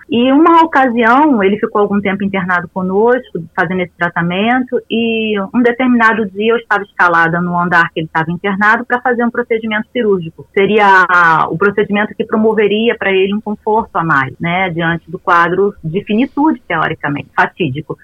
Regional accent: Rio de Janeiro, Brazil; moved away as an adult; also born or lived in São Paulo; now in Campo Grande, Brazil; sou natural do Rio de Janeiro

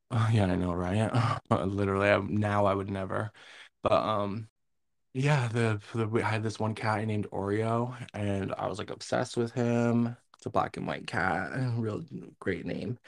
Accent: Massena, New York, United States; growing up in Messina, there was, like, how many elementary schools

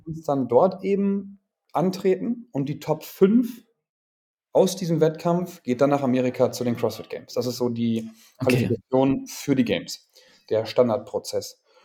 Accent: a small town near Münster, North Rhine-Westphalia, Germany; moved away as an adult; also born or lived in Rostock; now in Hamburg, Germany; Ich bin mhm. geboren damals in NRW in Münster, im schönen mhm. Münster. Aufgewachsen in einer kleinen Stadt daneben

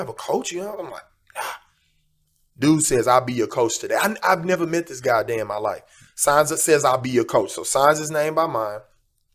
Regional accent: Houston, Texas, United States; now in Los Angeles, United States; I was born and raised in Houston, Texas

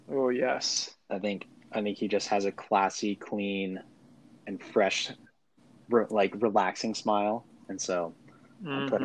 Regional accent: Oxnard, California, United States; I'm from Oxnard, California. Um, I ended up going to Ventura High School

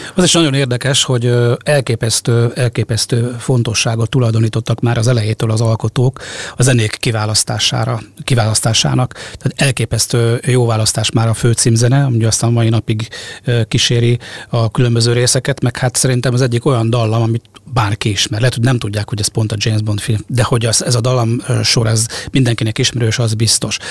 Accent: around Sopron, Győr-Moson-Sopron, Hungary; Sopron környékén nőttem fel

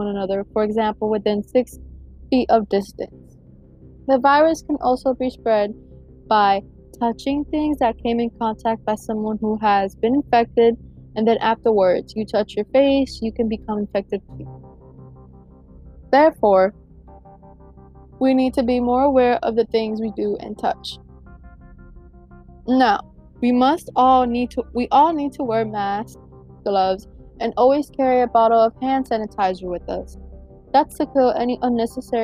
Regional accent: Broward County, Florida, United States; now in Hillsborough County, United States; I was born and raised in Broward County

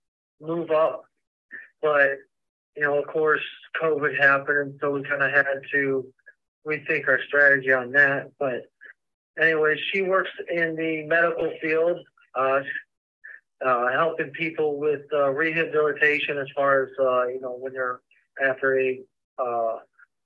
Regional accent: Fort Worth, Texas, United States; I come from Fort Worth, Texas.

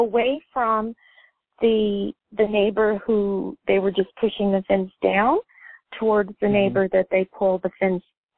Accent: Phoenix, Arizona, United States; I'm from Arizona, okay? So I grew up in Phoenix

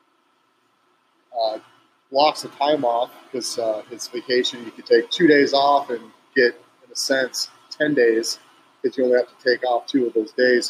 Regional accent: Yucaipa, California, United States; moved away; also born or lived in Riverside, California; I was born in Riverside, raised in Yucaipa.

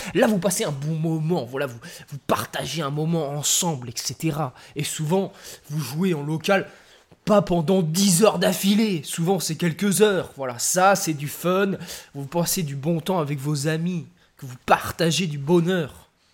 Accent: France; je suis Français. De papier et de cœur.

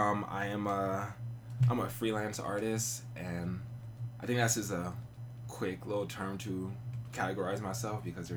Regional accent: Riverside, California, United States; moved away as an adult; also born or lived in Monterey County, California / Oakland, California / Ohio; So originally from Riverside, lived there most of my life. I moved up north to Monterey County about three, four years ago.

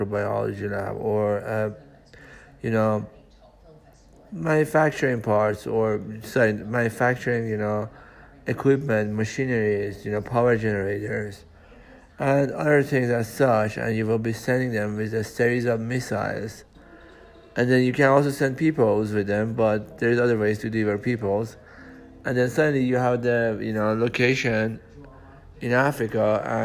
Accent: Iran; also born or lived in United States; I'm from Iran. And I'm from Iran and USA. I'm Iranian American

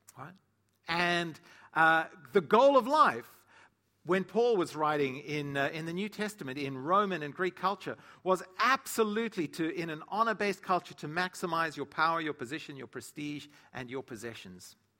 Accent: South Africa; moved away; growing up in South Africa, or in Africa

